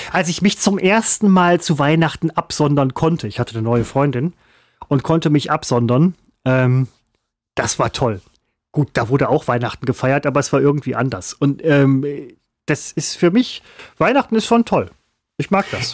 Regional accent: Essen, North Rhine-Westphalia, Germany; der Stadtteil, wo ich herkomme

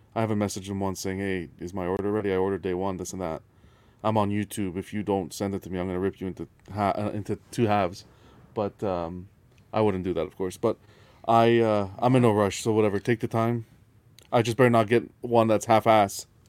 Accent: Canada; we're Canadian. I'm Canadian

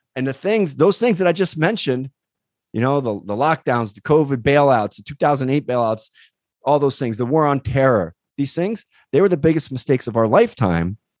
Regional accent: East Coast, United States; now in California, United States; I grew up on the East Coast.

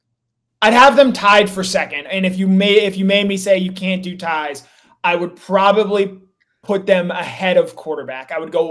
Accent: Georgia, United States; I grew up in the state of Georgia playing Georgia high school football.

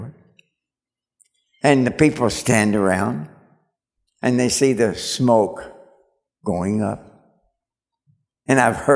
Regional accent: Kentucky, United States; I'm from Kentucky.

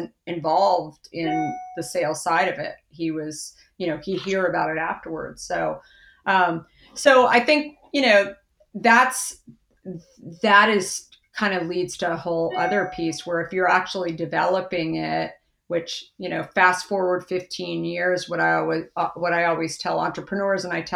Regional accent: Arizona, United States; I grew up in Arizona

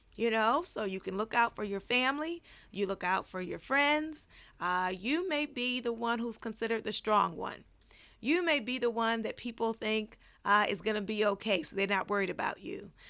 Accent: Baltimore, Maryland, United States; now in Los Angeles, United States; I grew up in Baltimore

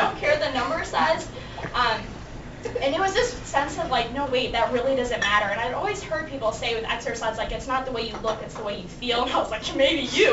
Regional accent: Chicago, Illinois, United States; moved away as an adult; now in Chapel Hill, United States; I'm from Chicago, but really a suburb

